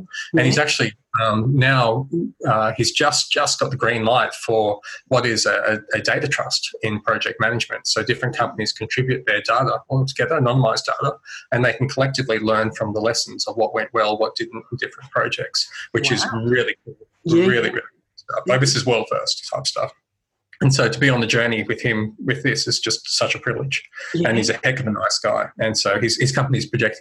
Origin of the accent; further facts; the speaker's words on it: Central Coast, New South Wales, Australia; I grew up on the Central Coast, New South Wales